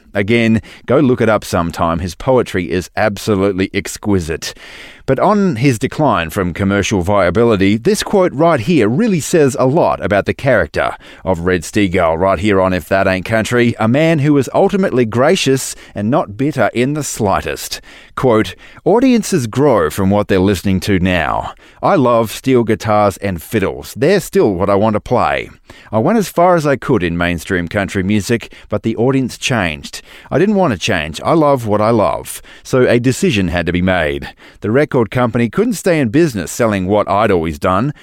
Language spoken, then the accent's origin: English; Western Australia, Australia; Boddington is a little town in the southwest of my home state of Western Australia